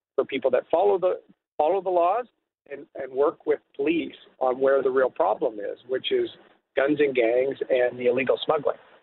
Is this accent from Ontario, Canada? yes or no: yes; Bowmanville, Ontario, Canada; moved away as an adult; also born or lived in Toronto; I grew up in Bowmanville